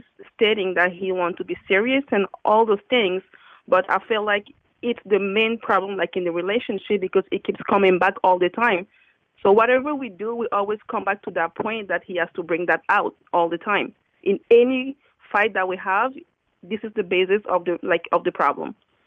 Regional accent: Canada; accent: French; first language French; English is a second language; Sorry for my accent, because I'm French and I'm trying to speak in English

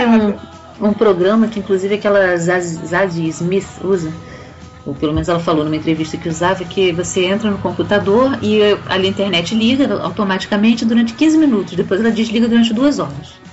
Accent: Rio de Janeiro, Brazil; also born or lived in Portugal; now in Niterói, Brazil; moro em Niterói, aqui do outro lado da poça, né? Eu nasci no Rio de Janeiro. Eu já morei em Portugal também um tempo.

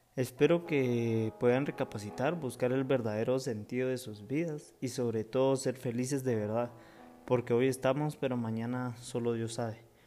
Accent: Guatemala; mi país natal, Guatemala

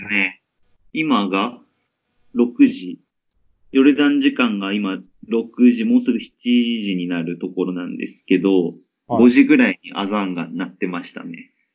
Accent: Yokohama, Kanagawa, Japan; moved away as an adult; now in Amman, Jordan; 出身は神奈川県の横浜市で

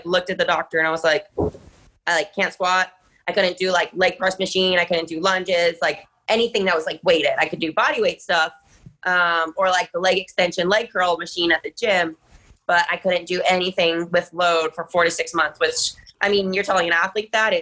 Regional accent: Ann Arbor, Michigan, United States; I grew up in Ann Arbor, which is the city where the university is located

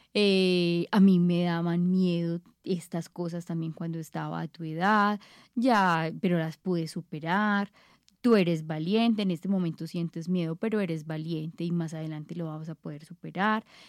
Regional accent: Paisa, Antioquia, Colombia; nosotros como paisas

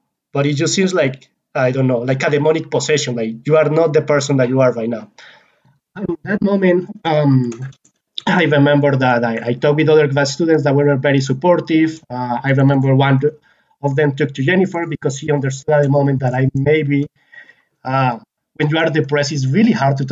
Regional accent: Colombia; moved away as an adult; was born and raised in Colombia, a country that had like 12 hours of daylight every single day of the year

